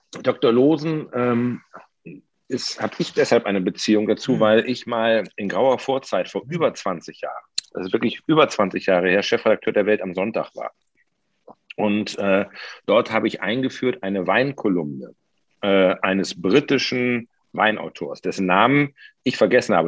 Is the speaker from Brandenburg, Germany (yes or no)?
yes; Potsdam, Brandenburg, Germany; Das frage ich jetzt als Potsdamer